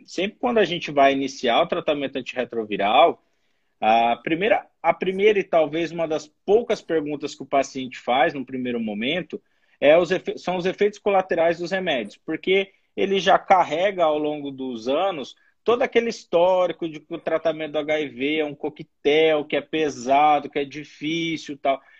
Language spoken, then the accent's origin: Portuguese; São Paulo, Brazil; now in Brasília, Brazil; Eu sou de São Paulo, mas moro em Brasília